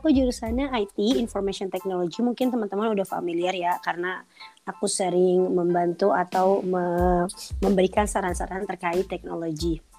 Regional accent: Bekasi, West Java, Indonesia; now in Konya, Turkey; Aku asalnya dari Bekasi, Indonesia pastinya

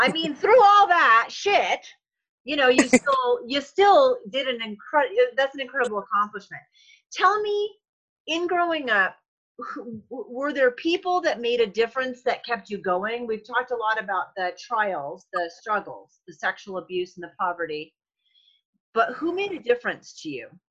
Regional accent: New England, United States; I grew up in New England

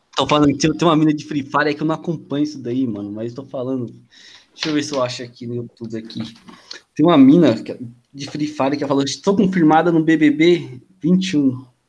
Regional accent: Guarulhos, São Paulo, Brazil; sou de Guarulhos. São Paulo.

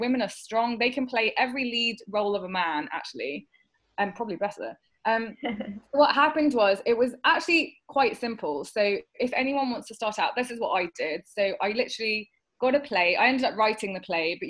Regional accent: United Kingdom; I'm not just South Asian, I'm British, and I'm in between

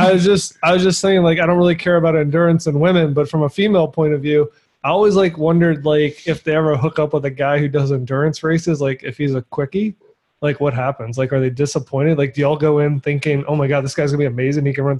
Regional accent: New Orleans, Louisiana, United States; I'm from New Orleans

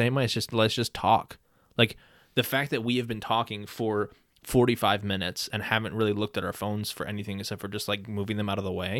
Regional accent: Ohio, United States; Because we're from Ohio, so like, right.

